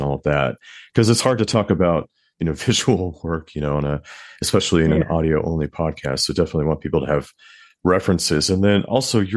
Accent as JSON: {"language": "English", "country": "United States", "tie": "born or raised there", "lives_now": "New York, United States", "said": "I'm in New York, and I'm American and raised American"}